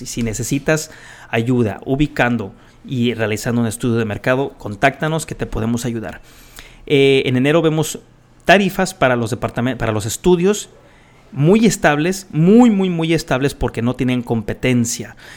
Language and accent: Spanish; Guadalajara, Jalisco, Mexico; moved away; yo nací en Guadalajara y tengo mucho, mucho, mucho aprecio por la gente en Guadalajara. Tengo mucha familia ahí